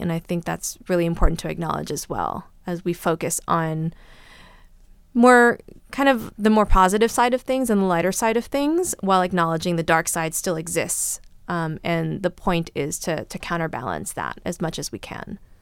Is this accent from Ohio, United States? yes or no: no; California, United States; I grew up here in California and I'm American